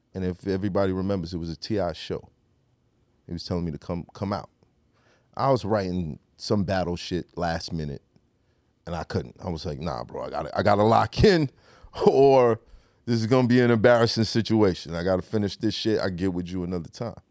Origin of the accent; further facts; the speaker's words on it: New York City, New York, United States; being from Brooklyn